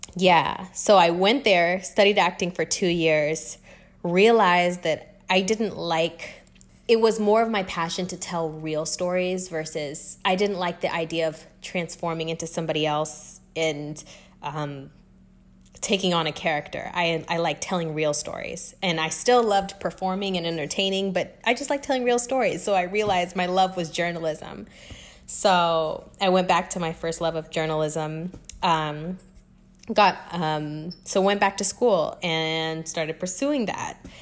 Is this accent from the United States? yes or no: yes; Wichita, Kansas, United States; moved away as an adult; also born or lived in Los Angeles, United States / New York, United States; now in Atlanta, United States; I am born and raised in Wichita, Kansas, um, to a Kenyan American family